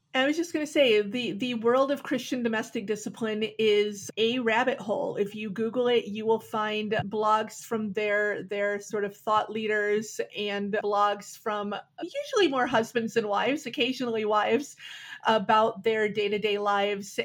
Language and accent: English; Milwaukee, Wisconsin, United States; Back in the 90s, I was growing up in Milwaukee